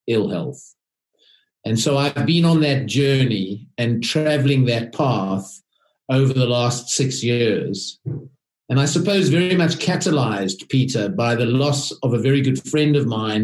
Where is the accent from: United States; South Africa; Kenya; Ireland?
South Africa; moved away as an adult; now in United Kingdom; I am a South African